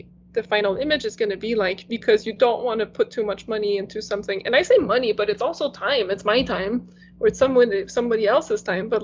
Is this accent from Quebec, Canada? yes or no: yes; Quebec, Canada; first language French; English is a second language; I used to watch TV in French because that was my first language